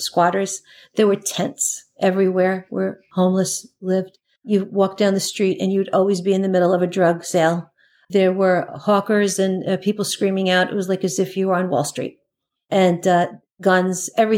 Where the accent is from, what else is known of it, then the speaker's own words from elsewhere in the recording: New York City, New York, United States; I grew up in Queens, Flushing, Queens